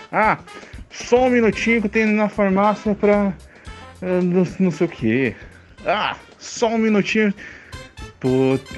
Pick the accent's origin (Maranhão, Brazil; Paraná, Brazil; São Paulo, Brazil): Paraná, Brazil; Curitiba; Minha horta! Olha só como eu sou curitibano, cara.